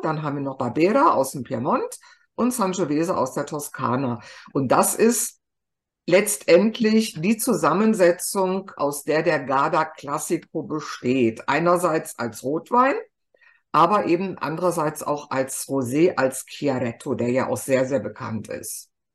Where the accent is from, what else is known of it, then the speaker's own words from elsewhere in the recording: Germany; bei uns in Deutschland